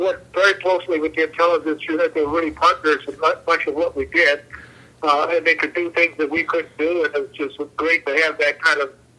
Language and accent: English; Chicago, Illinois, United States; also born or lived in Italy / Kansas City; I was born in Italy during the Second World War, and in 1949, after the war was completed, my family, my mom and dad, and the siblings immigrated to the United States. We settled in Chicago, where we had family, aunts and uncles, who helped us settle in.